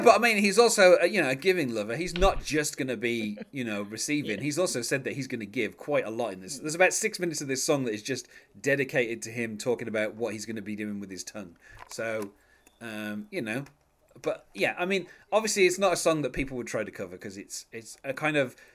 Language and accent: English; England, United Kingdom; I'm English